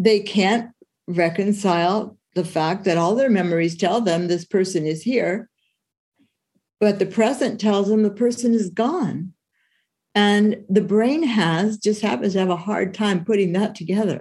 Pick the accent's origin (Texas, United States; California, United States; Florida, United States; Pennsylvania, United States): California, United States; San Francisco Bay Area; I've grown up on the West Coast my whole life. I've grown up and lived in the San Francisco Bay Area